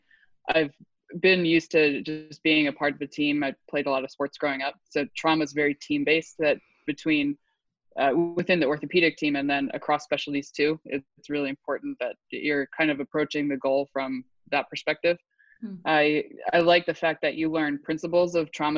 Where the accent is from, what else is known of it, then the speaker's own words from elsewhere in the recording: Allentown, Pennsylvania, United States; moved away; I am originally from Pennsylvania, another Northeastern girl. I went to college, Lafayette College, which is right around my hometown. Grew up in Allentown